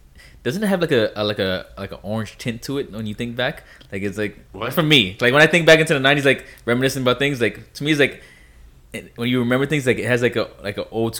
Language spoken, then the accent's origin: English; New York, United States; moved away; I grew up in New York.